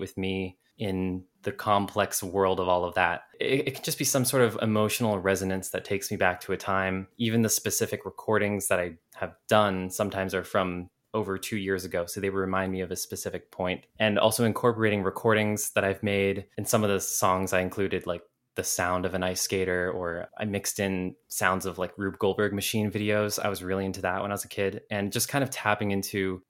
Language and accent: English; Monroe, Washington, United States; I'm from the outskirts, like 45 minutes northeast of Seattle, a town called Monroe